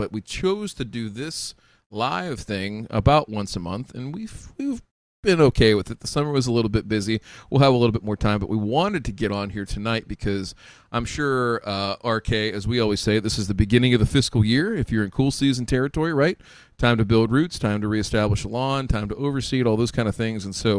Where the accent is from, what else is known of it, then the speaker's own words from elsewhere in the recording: Midwest, United States; we're from the Midwest.